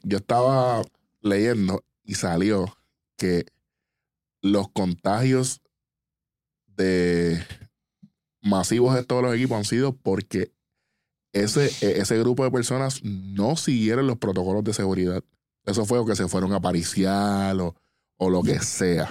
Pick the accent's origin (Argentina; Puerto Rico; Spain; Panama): Puerto Rico; nosotros como, como puertorriqueños, como, como latinos